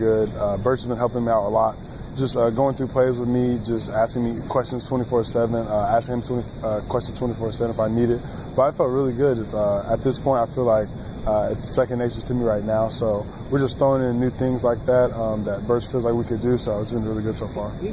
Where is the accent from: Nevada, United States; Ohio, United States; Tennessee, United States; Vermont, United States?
Nevada, United States; Las Vegas; now in Houston, United States; I'm from Las Vegas, so I'm a city boy